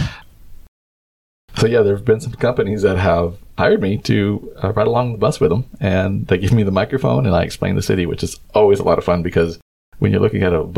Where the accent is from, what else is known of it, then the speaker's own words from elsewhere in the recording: Texas, United States; now in Barcelona, Spain; as an American, as a Texan